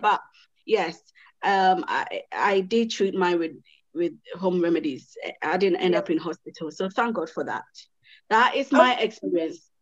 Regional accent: Ghana; I'm I'm Ghanaian. My mom is you know Ghanaian.

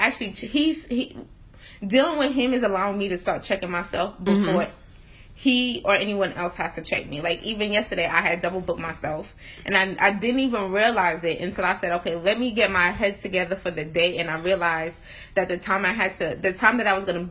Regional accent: Atlanta, Georgia, United States; also born or lived in New York; I came from Atlanta, moved to New York for 2 years

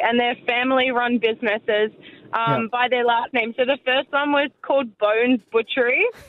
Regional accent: Kaniva, Victoria, Australia; My hometown that I grew up in, Caniva, it's between Melbourne and Adelaide. This was a quirky little town.

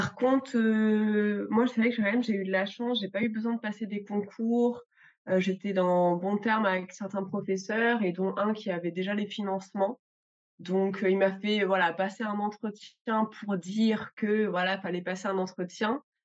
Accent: Grenoble, Auvergne-Rhône-Alpes, France; je viens de Grenoble

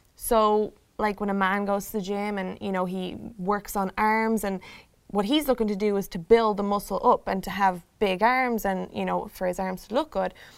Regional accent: Ireland; now in Chicago, United States; I am here from Ireland in Chicago

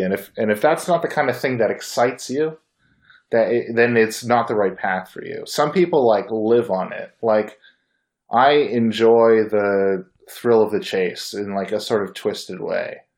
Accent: Bay Area, California, United States; I was born in the Bay Area

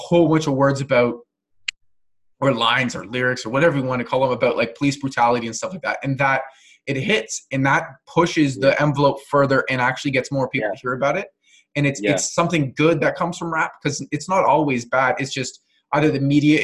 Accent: Canada; I'm not American, but I'm fully Canadian.

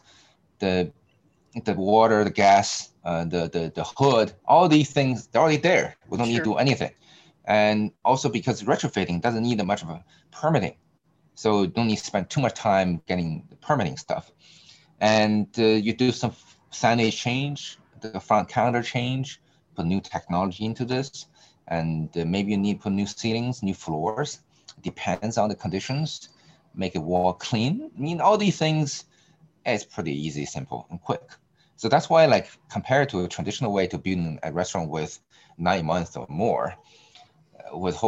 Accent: China; now in United States; I'm from China

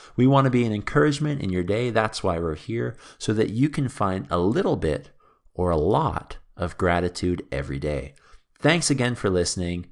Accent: Canada; I returned back to Canada after traveling and working in a few different countries

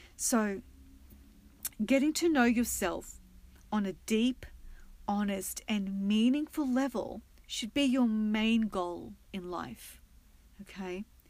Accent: Australia; now in United States; being an Aussie

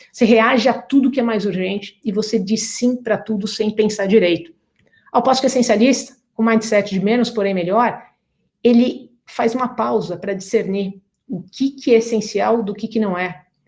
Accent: Brazil; moved away as an adult; now in United States; sendo brasileira

